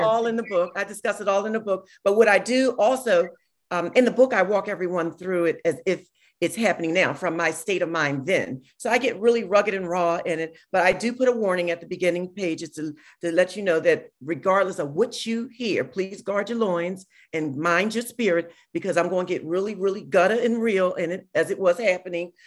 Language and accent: English; Philadelphia, Pennsylvania, United States; I'm a girl from South Philly